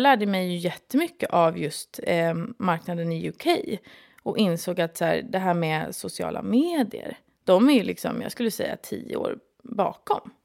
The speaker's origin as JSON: {"language": "Swedish", "town": "Stockholm", "region": "Stockholm County", "country": "Sweden", "also_born_or_lived": "London", "said": "Jag är från Stockholm"}